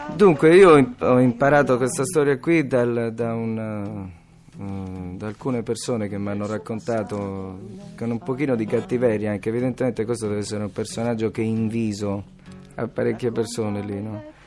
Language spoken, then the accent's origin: Italian; Teramo, Abruzzo, Italy; also born or lived in Bologna; io sono, sono di Teramo, cioè, proprio Teramano